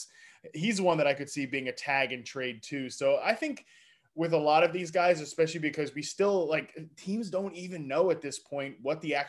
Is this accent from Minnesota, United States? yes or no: no; Woodbridge, Virginia, United States; moved away as an adult; also born or lived in Lynchburg, Virginia / Fairfax, Virginia; now in Los Angeles, United States; From Woodbridge, that area is where I grew up, lived my whole life before I went to college in Lynchburg College down there in Lynchburg